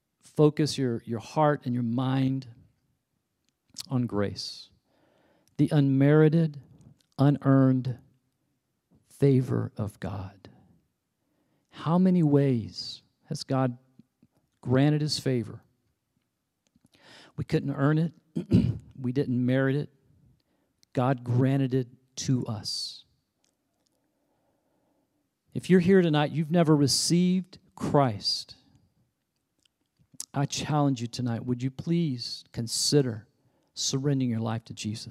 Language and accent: English; the Bible Belt, United States; You know, back in the day, I grew up in the Bible Belt.